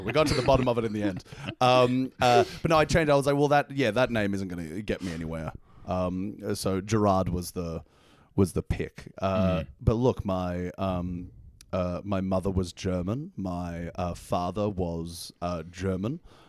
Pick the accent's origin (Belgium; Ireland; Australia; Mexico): Australia; I'm Australian. I'm from the big mother country. That's me.